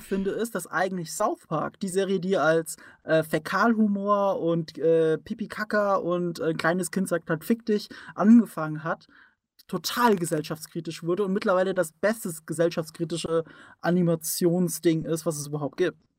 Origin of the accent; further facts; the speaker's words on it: Rhineland-Palatinate, Germany; ich komme aus der Pfalz